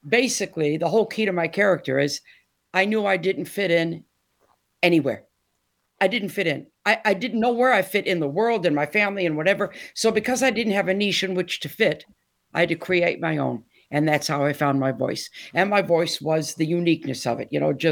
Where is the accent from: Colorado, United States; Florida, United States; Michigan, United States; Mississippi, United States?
Michigan, United States; Detroit; moved away as an adult; now in Essex, United Kingdom; born and raised in Detroit